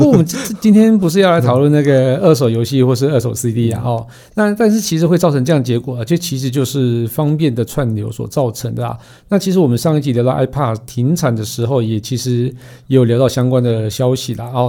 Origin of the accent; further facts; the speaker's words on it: Su'ao, Yilan County, Taiwan; 我小时候住南方澳嘛，